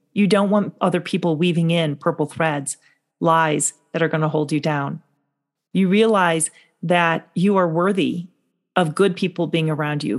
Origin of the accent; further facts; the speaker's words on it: North Shore of Chicago, Illinois, United States; I grew up in the North Shore of Chicago.